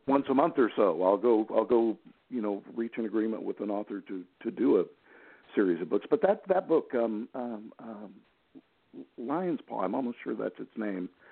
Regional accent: Gulf Coast, Florida, United States; I'm in uh, Gulf Coast, Florida

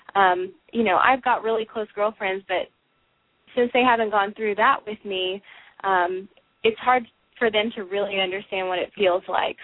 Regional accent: Dallas, Texas, United States; I grew up here in Dallas

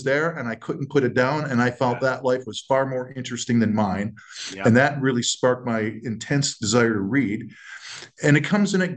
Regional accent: Western New York, United States; I grew up in Western New York

